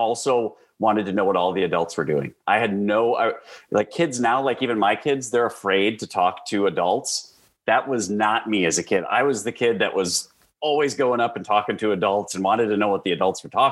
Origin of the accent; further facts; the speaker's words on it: Marshfield, Wisconsin, United States; accent: Midwest; moved away as an adult; also born or lived in Waupaca, Wisconsin; now in Charlotte, United States; born in Marshfield, Wisconsin, central Wisconsin